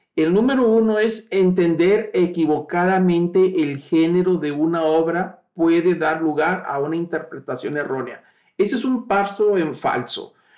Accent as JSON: {"language": "Spanish", "country": "Mexico", "said": "el registro civil nuestro, que nos identifica como mexicanos"}